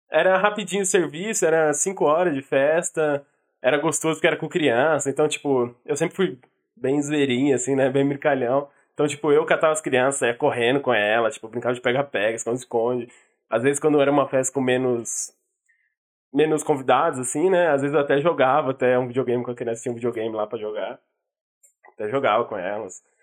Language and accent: Portuguese; São Paulo, Brazil; Bom, São Paulo, dia 1 de maio de 2000.